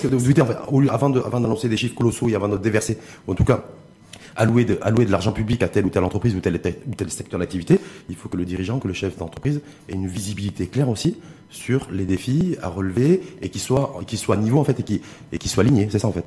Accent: Morocco; chez nous à Tanger

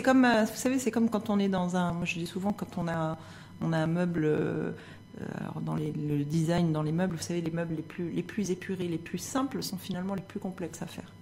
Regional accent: Morocco; en tant que marocaine

